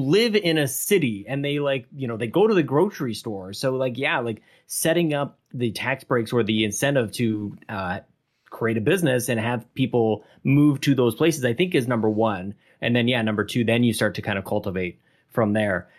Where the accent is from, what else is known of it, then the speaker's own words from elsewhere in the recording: Canada; we're all Canadian